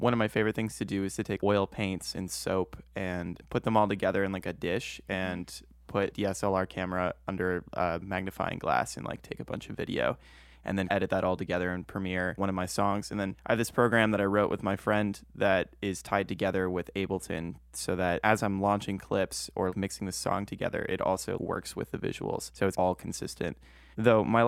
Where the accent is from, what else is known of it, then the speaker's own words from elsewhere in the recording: Spokane, Washington, United States; now in Seattle, United States; I'm actually from Spokane, Washington, which is on the east side, but I currently live in Seattle area